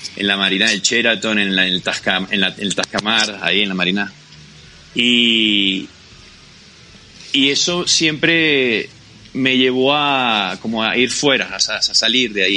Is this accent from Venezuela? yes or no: yes; Macuto, La Guaira, Venezuela; moved away as an adult; now in Bogotá, Colombia; Yo soy de Macuto